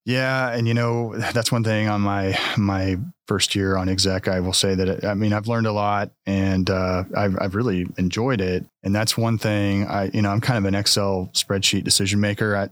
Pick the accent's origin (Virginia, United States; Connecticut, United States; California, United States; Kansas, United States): Kansas, United States; Marysville; moved away as an adult; also born or lived in Lawrence, Kansas; now in Manhattan, Kansas, United States; I'm originally from Marysville, so not too far from here